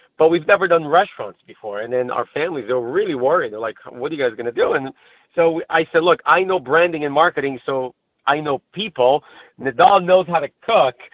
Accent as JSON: {"language": "English", "country": "Brazil", "tie": "born or raised there", "moved": "yes", "lives_now": "United States", "said": "I was born and raised in Brazil. And I moved to the States somewhere around 2000"}